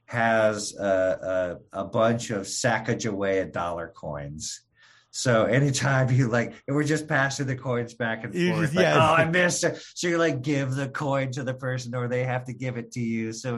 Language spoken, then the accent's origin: English; Michigan, United States; Well, I'm originally from Michigan.